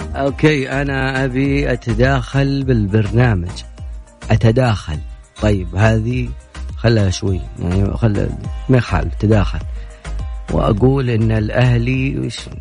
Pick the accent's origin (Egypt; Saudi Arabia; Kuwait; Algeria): Saudi Arabia; حنا يعني كسعوديين